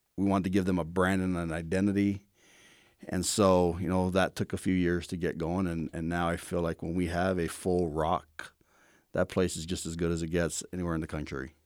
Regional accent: Hawaii, United States; moved away; I grew up in Hawaii

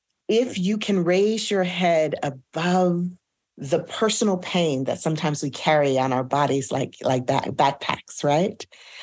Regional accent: Houston, Texas, United States; moved away; also born or lived in Hartford, Connecticut; I'd seen productions of it as a child growing up in Houston, Texas.

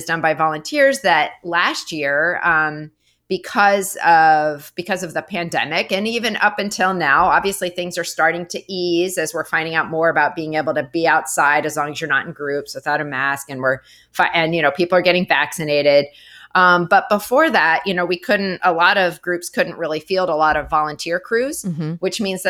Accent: Montana, United States; I'm from Montana

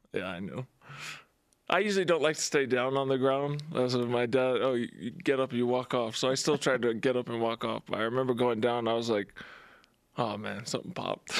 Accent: Las Vegas, Nevada, United States; moved away; my hometown

